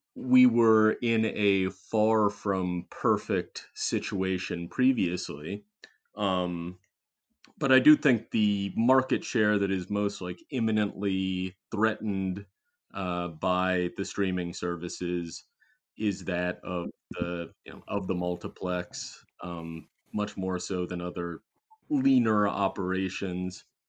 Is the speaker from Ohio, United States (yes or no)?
yes; Cincinnati, Ohio, United States; my hometown of Cincinnati.